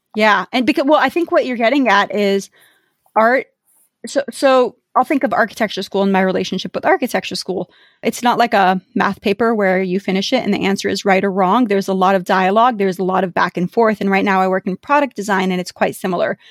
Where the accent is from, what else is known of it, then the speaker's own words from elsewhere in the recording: United States; so my parents are Iraqi. I consider myself Iraqi, but I was born in America